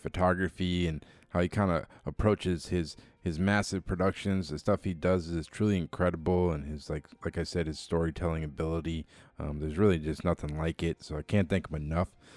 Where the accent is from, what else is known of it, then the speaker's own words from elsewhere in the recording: Massachusetts, United States; my home state in Massachusetts